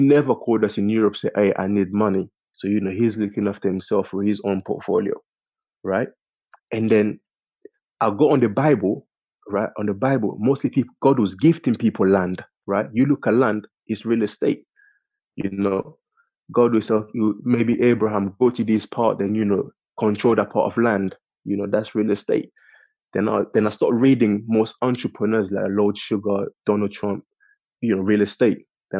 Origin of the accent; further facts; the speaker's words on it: London, United Kingdom; I'm from King's Cross, you know, Angel